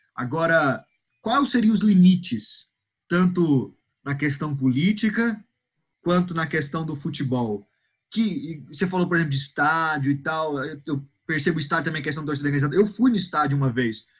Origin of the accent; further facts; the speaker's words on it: Goiânia, Goiás, Brazil; eu sou daqui de Goiânia, sou goianiense